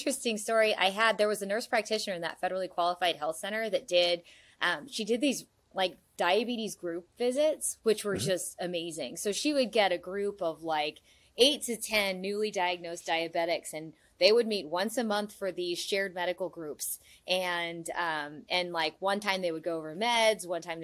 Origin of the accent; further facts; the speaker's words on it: Indiana, United States; I'm from Indiana